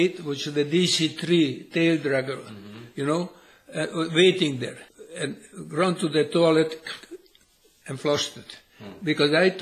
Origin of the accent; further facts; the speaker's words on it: Sopron, Győr-Moson-Sopron, Hungary; moved away as an adult; I was born in Sopron